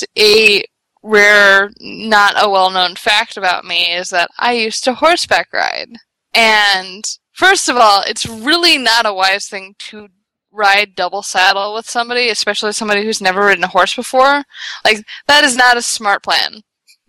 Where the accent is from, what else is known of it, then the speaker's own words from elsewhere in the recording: Chicago, Illinois, United States; I'm from Chicago